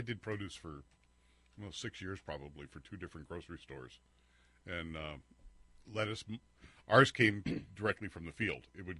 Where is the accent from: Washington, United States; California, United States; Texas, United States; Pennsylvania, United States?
California, United States; Carlsbad; I grew up in Carlsbad